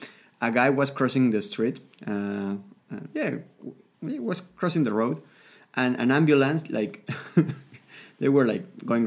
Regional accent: Mexico City, Mexico; my hometown, which is Mexico City.

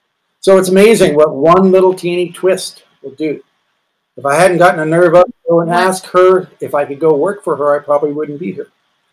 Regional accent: Walnut Creek, California, United States; I grew up in Walnut Creek.

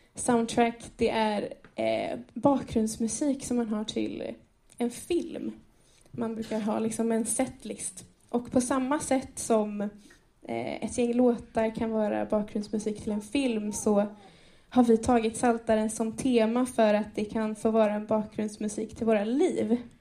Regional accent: Enköping, Uppsala County, Sweden; jag är född och uppvuxen i Enköping i den här församlingen

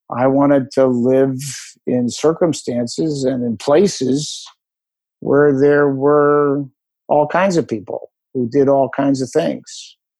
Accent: Philadelphia, Pennsylvania, United States; also born or lived in Allentown, Pennsylvania; I was born in Allentown and moved to Philadelphia when his company opened an office in Philadelphia

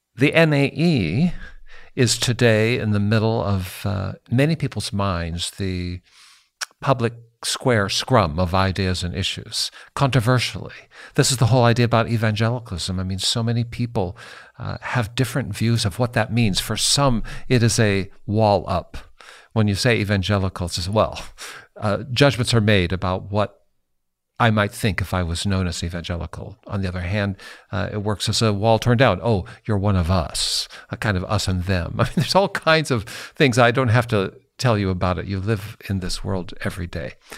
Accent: Seattle, Washington, United States; moved away as an adult; now in Indiana, United States; I grew up in Seattle, Walter. I, I lived there my whole life till I moved to the middle of the country

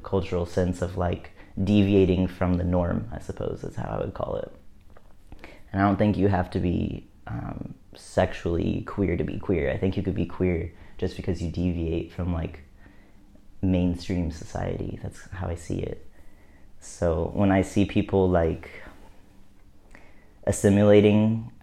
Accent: Missouri, United States; where I live, where I grew up in the Midwest in Missouri

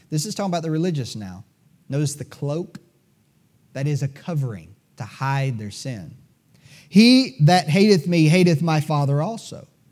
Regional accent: United States; As Americans

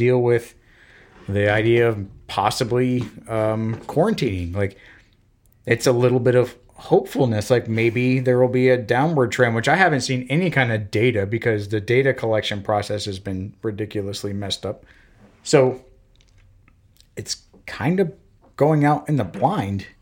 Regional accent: Florida, United States; moved away as an adult; also born or lived in Belgium / Alabama / Washington; I'm from Florida.

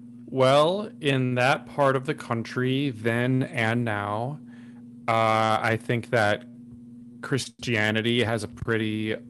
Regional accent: Minnesota, United States; now in Austin, United States; I am from a small town in Minnesota, is where I grew up.

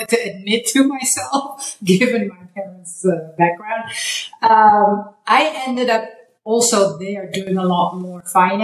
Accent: Netherlands; moved away as an adult; also born or lived in Hong Kong; now in United States; I'm from Holland

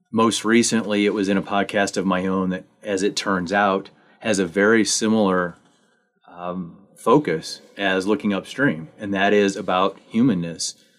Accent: Missouri, United States; also born or lived in Manitou Springs, Colorado; now in Buena Vista, United States; I actually grew up in Missouri

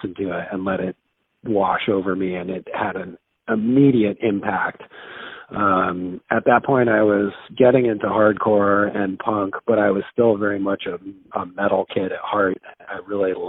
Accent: Santa Fe, New Mexico, United States; I grew up in Santa Fe, New Mexico, which was a fairly small town

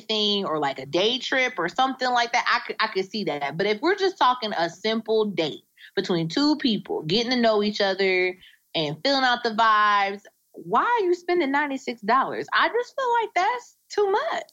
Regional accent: Indiana, United States; now in Indianapolis, United States; I'm from Indiana. Um, and I'm I'm based out of Indianapolis. I live in Indianapolis. I'm from a small town in Indiana

